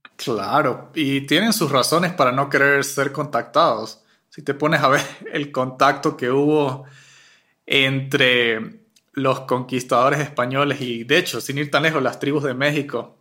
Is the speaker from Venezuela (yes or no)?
yes; Mérida mountain range, Venezuela; now in Quito, Ecuador; Yo me crié en una zona selvática de bosque nublado en la cordillera de Mérida